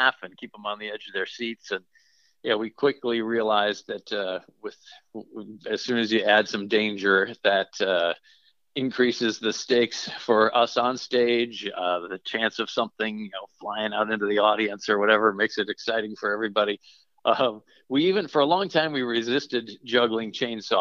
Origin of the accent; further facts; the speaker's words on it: Minnesota, United States; I grew up in Minnesota